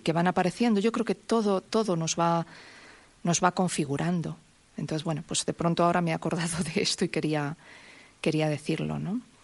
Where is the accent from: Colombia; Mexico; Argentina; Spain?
Spain; Santa Cruz; also born or lived in Madrid; mucho de mi infancia en Santa Cruz